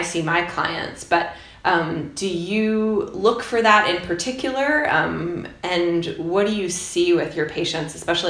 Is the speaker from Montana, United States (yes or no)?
yes; Bozeman, Montana, United States; my hometown of Bozeman